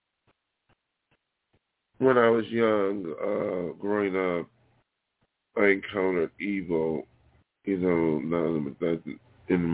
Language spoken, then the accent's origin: English; Buffalo, New York, United States; moved away as an adult; now in Los Angeles, United States; my hometown here in Buffalo